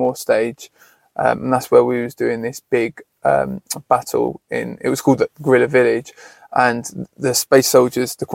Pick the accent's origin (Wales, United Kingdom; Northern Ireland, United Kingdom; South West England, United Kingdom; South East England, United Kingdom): South East England, United Kingdom; Horsham; I grew up in Horsham, was a very white area